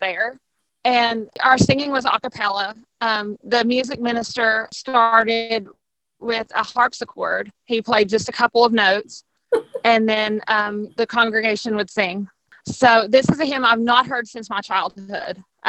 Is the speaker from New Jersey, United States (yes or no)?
no; Abingdon, Virginia, United States; I'm from Abingdon, Virginia, which is in the southwestern part of the state, right near the Tennessee state line